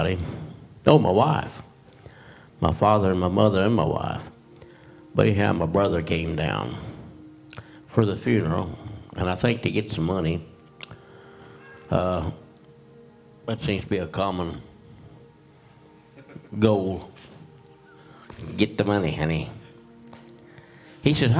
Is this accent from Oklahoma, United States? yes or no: yes; Oklahoma, United States; moved away; I was raised in Oklahoma.